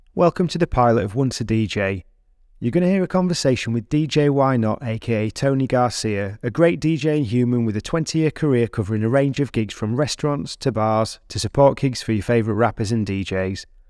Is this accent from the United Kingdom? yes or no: yes; United Kingdom